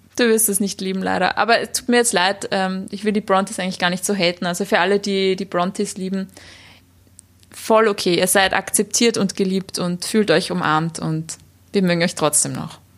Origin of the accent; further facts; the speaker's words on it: Vienna, Austria; bei uns in Wien oder in Österreich